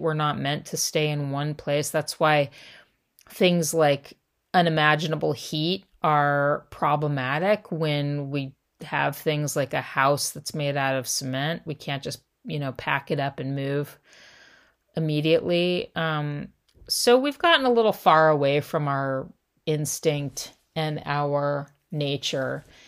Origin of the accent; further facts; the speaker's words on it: Southern California, United States; I grew up in Southern California